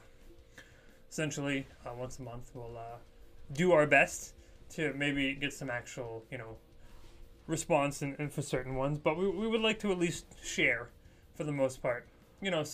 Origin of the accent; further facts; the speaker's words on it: Poland; I myself am Polish